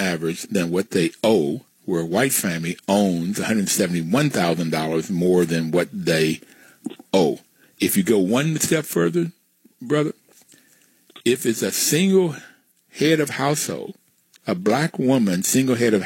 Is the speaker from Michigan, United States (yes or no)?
no; West Virginia, United States; I grew up in West Virginia, and the neighborhood I grew up in were black and white